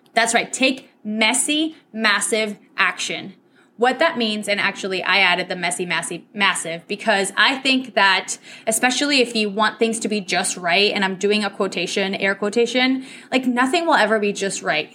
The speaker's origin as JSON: {"language": "English", "country": "Venezuela", "also_born_or_lived": "New Hampshire, United States", "first_language": "Spanish", "second_language": "English", "said": "Spanish is my first language. So my parents sent me from Venezuela all the way up to New Hampshire"}